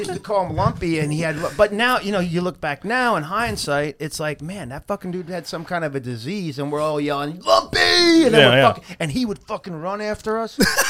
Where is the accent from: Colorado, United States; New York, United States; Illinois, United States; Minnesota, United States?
New York, United States; Long Island; growing up in Long Island, New York